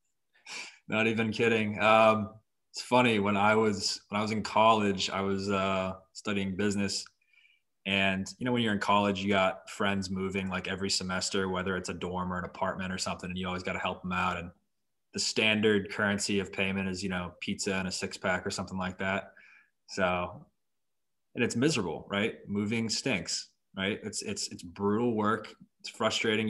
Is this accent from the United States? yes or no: yes; Boston, Massachusetts, United States; now in Florida, United States; I'm originally from Boston, so my father, um, raised us a Boston sports fan family